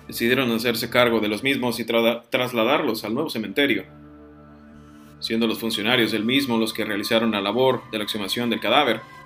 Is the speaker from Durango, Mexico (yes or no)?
no; Piedras Negras, Coahuila, Mexico; moved away as an adult; also born or lived in Saltillo; now in Monterrey, Mexico; yo he vivido en la ciudad de Saltillo, en la ciudad de Pedres Negras, de donde, de donde yo soy, donde viví alrededor de 20 años